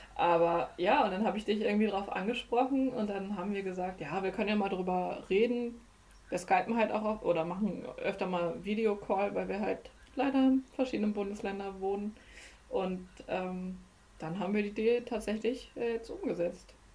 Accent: Germany; aber wir kommen ja aus Deutschland

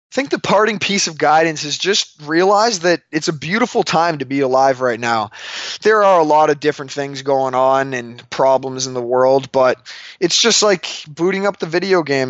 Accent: Canada; moved away; I'm from Canada, and I love it there

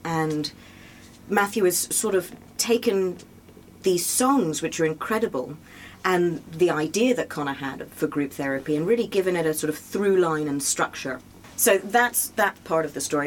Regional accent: England, United Kingdom; now in New York, United States; I'm English

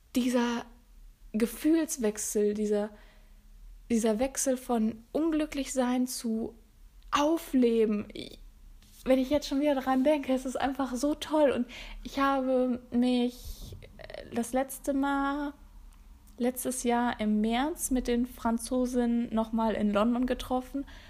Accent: Sauerland, North Rhine-Westphalia, Germany; moved away; Ich bin auf dem Land groß geworden genauer gesagt in einem 95 Einwohnerdorf. Ja, 95. Super klein. Und vielleicht sagt das dem einen oder anderen was aus Nordrhein-Westfalen, dem schönen Sauerland

